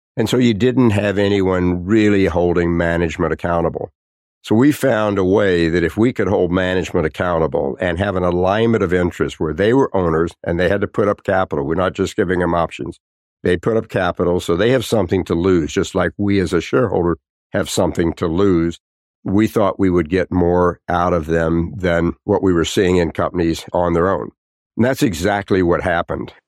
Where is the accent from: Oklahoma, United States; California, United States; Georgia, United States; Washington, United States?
Oklahoma, United States; Tulsa; I grew up in Tulsa, Oklahoma